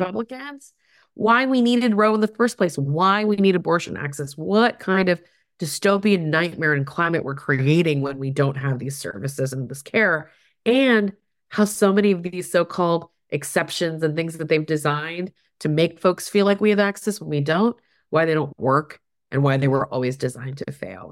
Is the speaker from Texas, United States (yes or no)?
yes; Houston, Texas, United States; moved away as an adult; also born or lived in Berkeley, California; I grew up mostly in the Tech, in the Houston, Texas region.